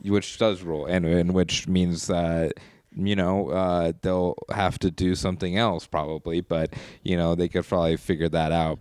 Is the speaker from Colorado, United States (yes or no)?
yes; Colorado Springs, Colorado, United States; my hometown